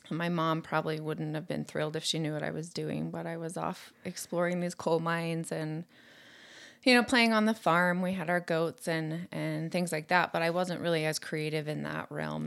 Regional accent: Coalville, Utah, United States; I actually grew up in Colville, Utah, where I live now

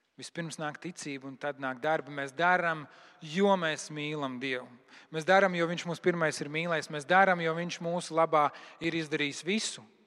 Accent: Latvia; Es esmu kristietis no Latvijas

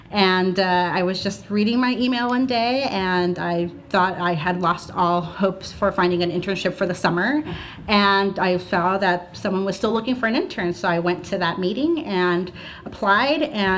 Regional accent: Hollister, California, United States; moved away as an adult; now in Santa Cruz, United States; I'm originally from Hollister, but I've been living since I graduated from UC Santa Cruz in Santa Cruz.

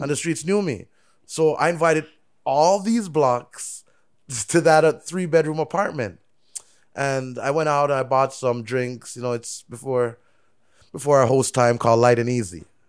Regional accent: Canada; also born or lived in Jamaica; I'm Canadian, like, I'm born Jamaican

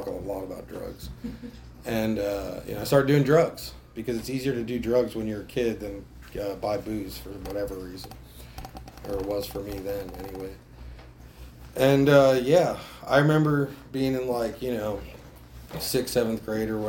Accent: New Jersey, United States; I grew up in New Jersey

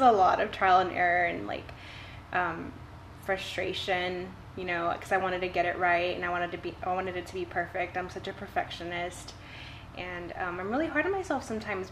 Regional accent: Ingleside, Texas, United States; now in Portland, Texas, United States; I was born and raised in Ingleside and um, I graduated from high school there

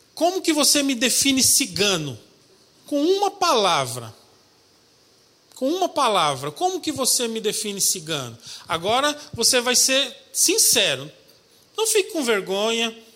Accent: São Paulo, Brazil; Eu sou paulistano, nasci na capital, lá em São Paulo, mas sou filho de paraibano

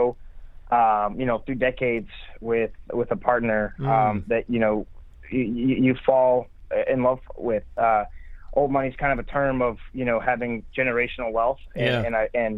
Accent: Montreal, Quebec, Canada; moved away as an adult; now in Nashville, United States; I grew up in Montreal, Quebec, in Canada.

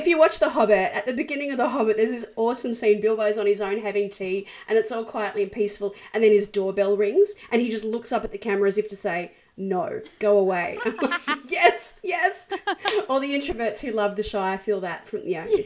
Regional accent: Brisbane, Queensland, Australia; born or raised there

